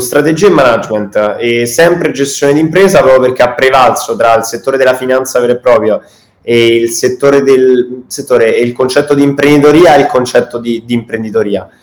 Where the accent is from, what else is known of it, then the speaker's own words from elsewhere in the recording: Rome, Lazio, Italy; sia io che Edoardo, il mio socio, siamo, siamo di Roma